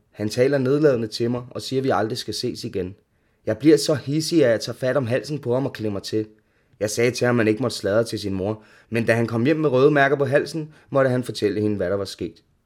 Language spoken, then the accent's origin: Danish; Ishøj, Capital Region of Denmark, Denmark; er opvokset i Ishøj med min mor, to søskende og stefar.